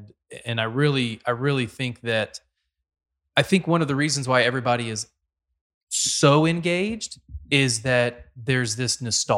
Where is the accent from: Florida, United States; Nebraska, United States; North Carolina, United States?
North Carolina, United States; moved away as an adult; now in Austin, United States; I'm not a native Texan. I'm from North Carolina. I've been here about a decade.